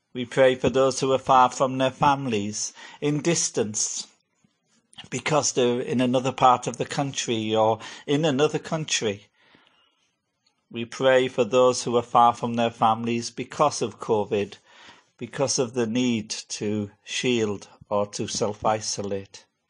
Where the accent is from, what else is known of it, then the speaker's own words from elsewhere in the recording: Hartlepool, North East England, United Kingdom; moved away; my hometown of Hartlepool